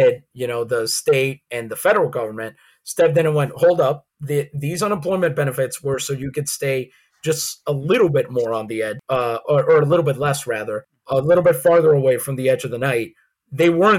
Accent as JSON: {"language": "English", "town": "San Juan", "country": "Puerto Rico", "tie": "born or raised there", "moved": "yes", "lives_now": "United States", "said": "I grew up in San Juan, Puerto Rico."}